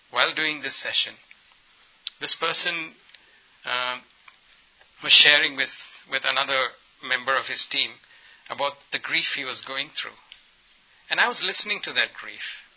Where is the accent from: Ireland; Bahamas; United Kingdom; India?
India; I come from India, and we don't know how to be assertive.